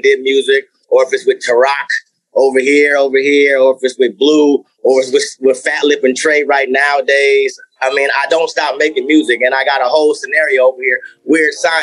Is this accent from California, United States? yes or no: yes; Compton, California, United States; I was born in Compton, California